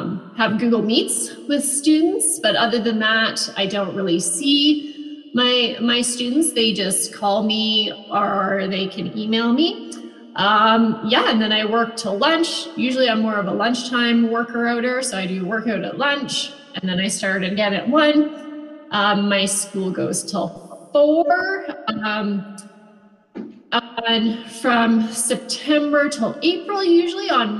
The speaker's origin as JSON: {"language": "English", "town": "Vermilion", "region": "Alberta", "country": "Canada", "tie": "born or raised there", "also_born_or_lived": "Two Hills, Alberta / Edmonton, Alberta / Lloydminster", "said": "I grew up mostly around Vermilion"}